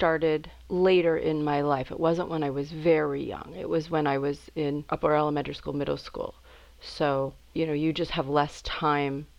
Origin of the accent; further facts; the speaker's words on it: Minneapolis, Minnesota, United States; moved away as an adult; also born or lived in East Coast; I was born in Minnesota and mostly raised there, a few years on the East Coast when my father was doing a postdoctorate fellowship. I was a little kid. My sister was born out there, but was raised in a suburb of Minneapolis